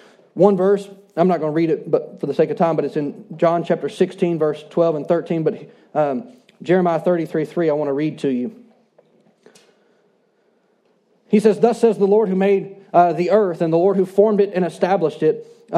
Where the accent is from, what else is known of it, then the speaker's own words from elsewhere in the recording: Shreveport, Louisiana, United States; I grew up in Shreveport, and I grew up on the rivers.